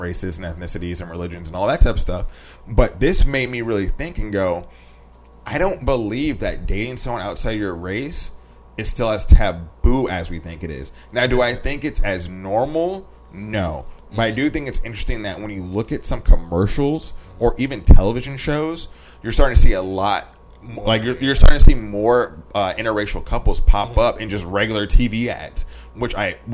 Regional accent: West Coast, United States; we grew up on the West Coast

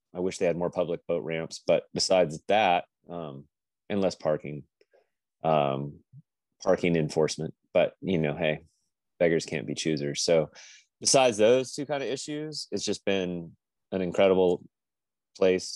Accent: Napa Valley, Northern California, United States; moved away as an adult; also born or lived in Lincoln, Nebraska / Folly Beach, South Carolina; now in Wrightsville Beach, United States; we moved from Lincoln when I was 3 out to the Napa Valley in Northern California. And ocean culture where I grew up wasn't really a thing

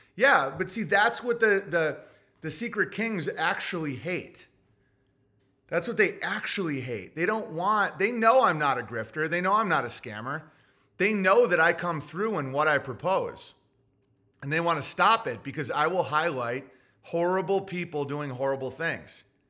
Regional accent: Oswego, New York, United States; moved away; I was raised in Oswego, New York

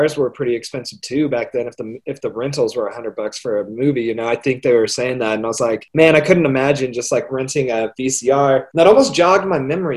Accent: Las Vegas, Nevada, United States; Being from Vegas

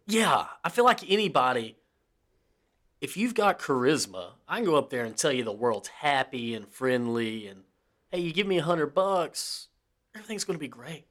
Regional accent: the South, United States; we're from the South

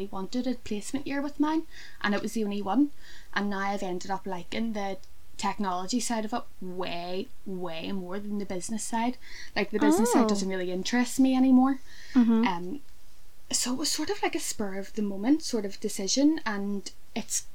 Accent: Belfast, Northern Ireland, United Kingdom; I am from Belfast.

